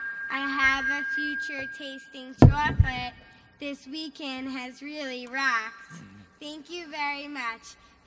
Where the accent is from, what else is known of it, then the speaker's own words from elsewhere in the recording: Long Island, New York, United States; I'm 11 years old and I'm from Long Island, New York.